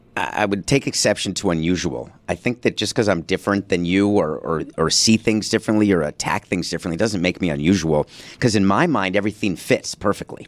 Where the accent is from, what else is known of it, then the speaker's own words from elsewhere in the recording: New York City, New York, United States; also born or lived in Milwaukee, Wisconsin; born in Milwaukee and only came to New York because of a divorce agreement